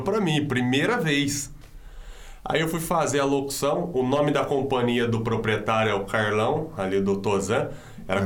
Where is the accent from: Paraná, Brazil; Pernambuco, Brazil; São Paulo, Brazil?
São Paulo, Brazil; Paulínia; eu sou nascido e criado aqui em Paulínia, no bairro de Betel